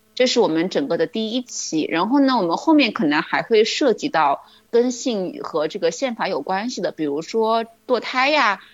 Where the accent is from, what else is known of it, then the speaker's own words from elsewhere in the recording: China; 特别是我们中国人，对于美国的认识其实是经历了一个反转的过程的